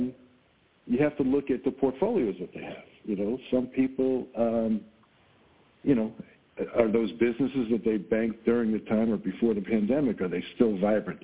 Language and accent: English; Long Island, New York, United States; now in Buffalo, United States; I grew up in Long Island